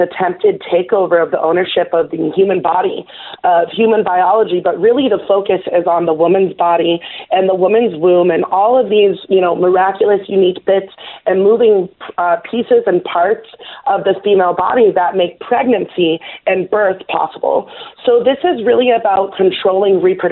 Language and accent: English; New York City, New York, United States; I was born in New York City